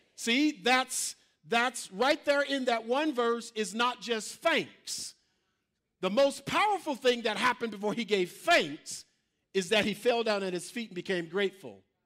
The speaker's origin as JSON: {"language": "English", "region": "Mississippi", "country": "United States", "moved": "yes", "said": "I'm from Mississippi"}